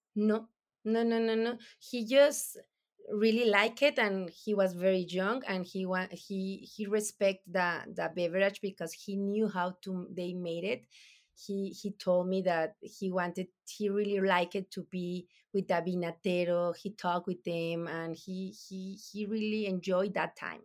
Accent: Durango, Mexico; English is a second language; also born or lived in Nombre de Dios, Durango; we born here in Durango, no? So, eh, we are from Durango

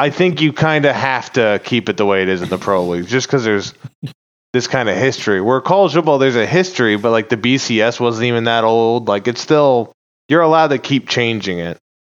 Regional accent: West Virginia, United States; moved away; also born or lived in Houston / Mountain View, California; I was born in West Virginia

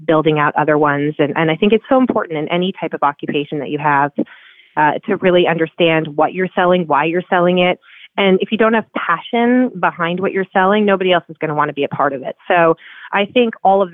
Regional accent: New Jersey, United States; moved away as an adult; also born or lived in New York City; now in Laguna Beach, United States; I'm originally from New Jersey and that's where I was raised.

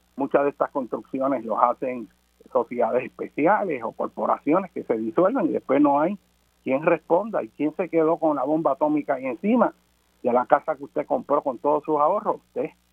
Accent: Puerto Rico; nuestro país y vamos a ser extranjeros en nuestra propia tierra

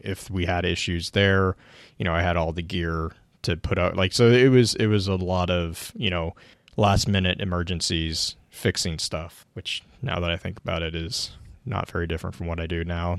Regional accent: Texas, United States; born or raised there

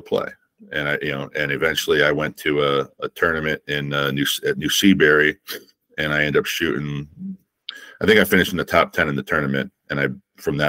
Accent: East Coast, United States; growing up in the East Coast

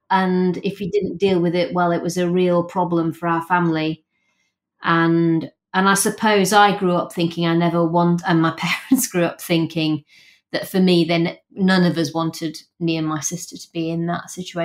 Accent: Rotherham, Yorkshire and the Humber, United Kingdom; I grew up in a very working class house.

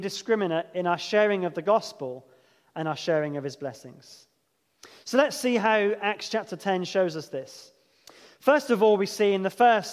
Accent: England, United Kingdom; I'm English

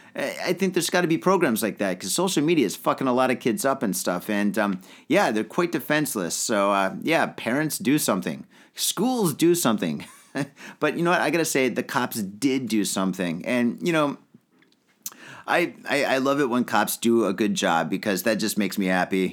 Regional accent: Detroit, Michigan, United States; moved away as an adult; now in Tokyo, Japan; I grew up in the Detroit area

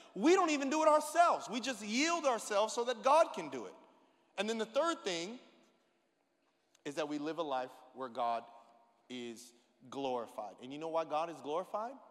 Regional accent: San Bernardino, California, United States; I'm from San Bernardino

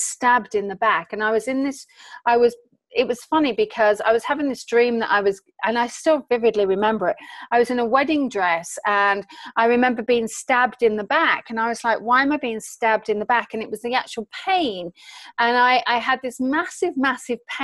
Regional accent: England, United Kingdom; I'm an English citizen over here on vacation

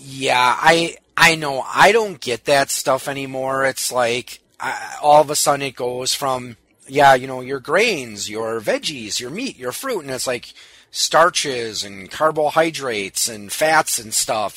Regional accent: New Berlin, Wisconsin, United States; my hometown of New Berlin

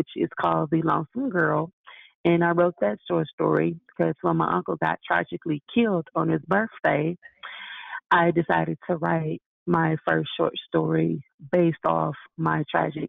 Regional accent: Tulsa, Oklahoma, United States; now in Colorado, United States; I grew up in Tulsa, Oklahoma

